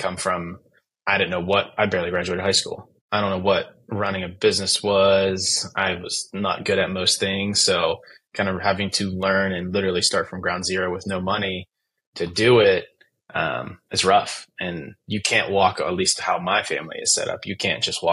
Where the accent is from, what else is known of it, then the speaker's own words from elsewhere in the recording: Western Pennsylvania, United States; I'm from Western Pennsylvania, where the first Friday night football game was ever played for high school